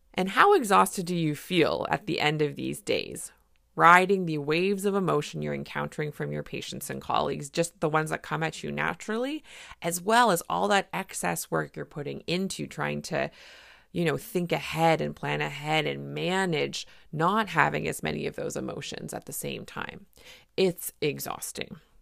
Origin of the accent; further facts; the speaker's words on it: Canada; I'm a Canadian family physician